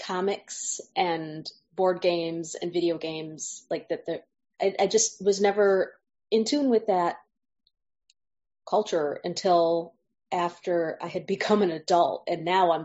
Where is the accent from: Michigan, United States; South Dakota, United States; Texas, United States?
Michigan, United States; I'm from Michigan, and I've lived in Michigan all my life.